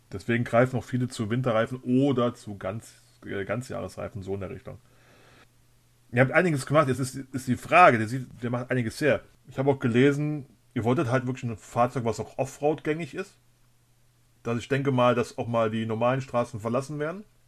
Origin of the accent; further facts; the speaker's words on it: Germany; moved away; also born or lived in Cologne; ich komme ursprünglich aus der Nähe von der Luxemburger Grenze, da sagt man Moin.